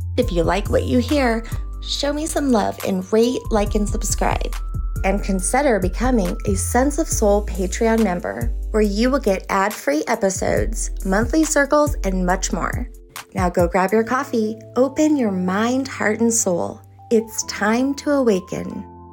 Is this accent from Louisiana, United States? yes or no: yes; New Orleans, Louisiana, United States; moved away; I'm from New Orleans